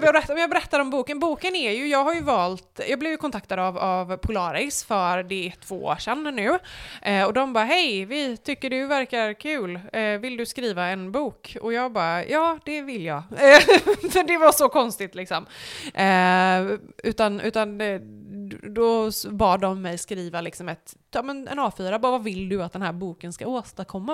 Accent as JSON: {"language": "Swedish", "town": "Borås", "region": "Västra Götaland", "country": "Sweden", "also_born_or_lived": "United States", "moved": "yes", "lives_now": "Varberg, Sweden", "said": "jag är ju från Borås"}